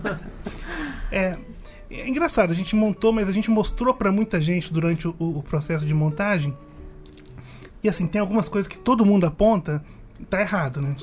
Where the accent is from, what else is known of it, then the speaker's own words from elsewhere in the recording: Minas Gerais, Brazil; moved away as an adult; now in São Paulo, Brazil; A gente é mineiro, a gente está aqui desde 99